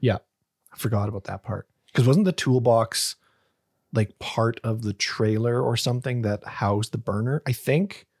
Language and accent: English; Canada; a fucking Canadian